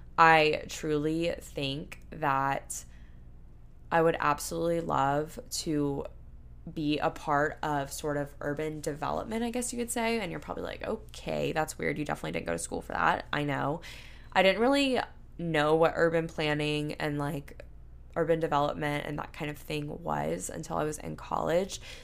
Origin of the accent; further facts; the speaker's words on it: Panama City, Florida, United States; moved away; my hometown in a way, because our downtown area in Panama City, where I'm from, Panama City, Panama City Beach